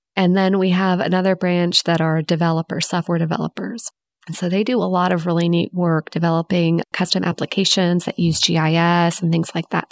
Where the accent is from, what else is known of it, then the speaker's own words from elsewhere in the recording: Houston, Texas, United States; growing up in Houston